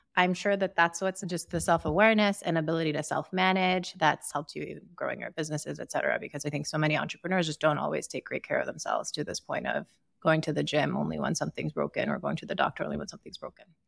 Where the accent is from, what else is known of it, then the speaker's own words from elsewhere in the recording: Sierra Leone; also born or lived in Ukraine; now in United States; growing up in Sierra Leone